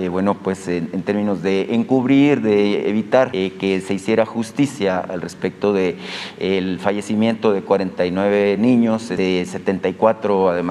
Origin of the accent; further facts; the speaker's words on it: Hermosillo, Sonora, Mexico; Eh, señor presidente, como sabe, yo soy de Hermosillo este, y en Hermosillo, pues hace 13 años, casi 13 años, nos marcó la mayor tragedia infantil en la historia de nuestro país